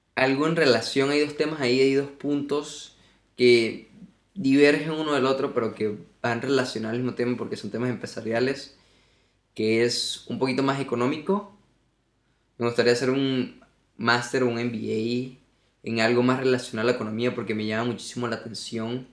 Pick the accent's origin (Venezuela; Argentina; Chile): Venezuela; Margarita Island, Nueva Esparta; now in Spain; Porque yo nací en una isla. Yo nací en Margarita